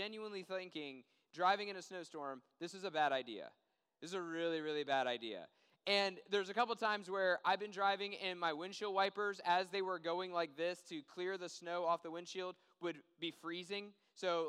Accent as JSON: {"language": "English", "town": "Washington", "region": "District of Columbia", "country": "United States", "tie": "born or raised there", "moved": "yes", "said": "I grew up in Washington, D.C., and we get more snow than we get down here"}